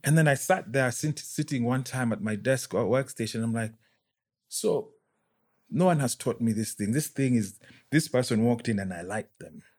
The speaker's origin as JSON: {"language": "English", "region": "Nairobi", "country": "Kenya", "tie": "born or raised there", "also_born_or_lived": "United Kingdom", "said": "was born and bred in Nairobi"}